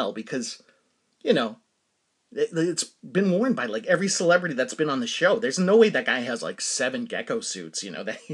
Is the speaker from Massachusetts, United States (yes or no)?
yes; Danvers, Massachusetts, United States; I grew up in Danvers, Massachusetts